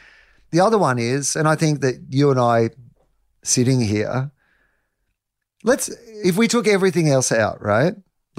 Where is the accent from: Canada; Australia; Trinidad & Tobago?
Australia; Denison; I'm from Anderson's Road, Denison. My dad's a dairy farmer. There's 250 people where I'm from, you know.